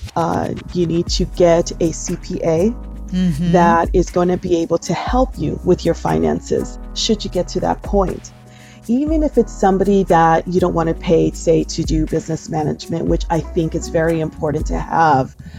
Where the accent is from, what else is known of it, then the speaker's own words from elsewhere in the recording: Los Angeles, California, United States; I'm from originally from East Los Angeles in here